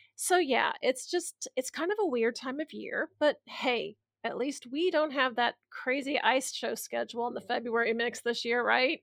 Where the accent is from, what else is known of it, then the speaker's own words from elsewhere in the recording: Midwest, United States; we're from the Midwest.